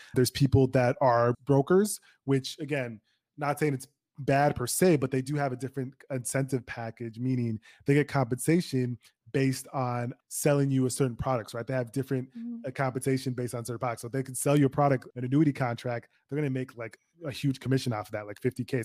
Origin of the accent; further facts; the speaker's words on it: Minnesota, United States; My parents came from Nigeria, but I'm born and raised in Minnesota